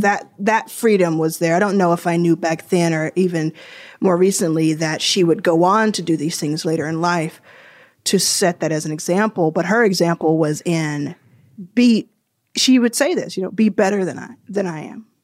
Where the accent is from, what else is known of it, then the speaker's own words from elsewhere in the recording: Dallas, Texas, United States; also born or lived in Jackson, Mississippi / Houston, Texas; I think of Dallas as my hometown.